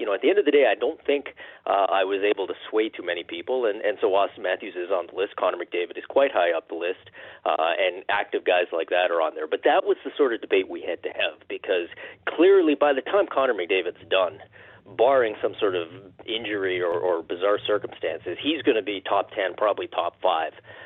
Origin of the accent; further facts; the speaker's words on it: Canada; being Canadian